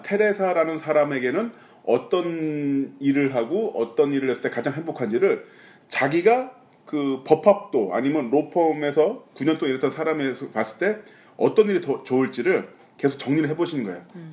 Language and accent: Korean; Pyeongtaek, Gyeonggi Province, South Korea; 평택 송탄 지나갈 때 저희 본가 옆에 지나가요